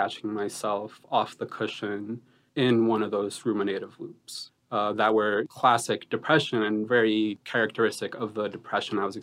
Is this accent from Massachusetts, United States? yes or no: yes; Boston, Massachusetts, United States; also born or lived in Colombia; Growing up in kind of the communities I grew up in Boston